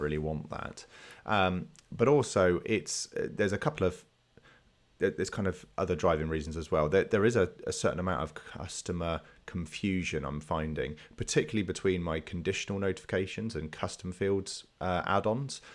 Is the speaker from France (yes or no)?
no; England, United Kingdom; being English